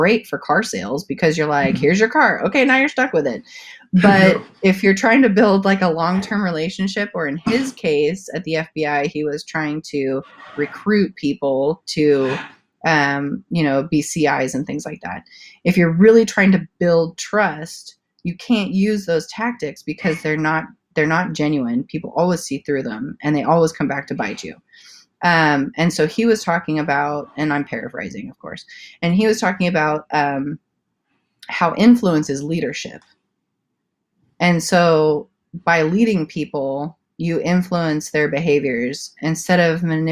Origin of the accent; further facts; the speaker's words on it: South Africa; moved away as an adult; also born or lived in Santa Cruz, California; now in California, United States; I was born and raised in South Africa, and I spent my preteen years in Santa Cruz, California. And then I moved back to South Africa, and I did eighth grade through college. And then I moved back to California after that, at the age of 19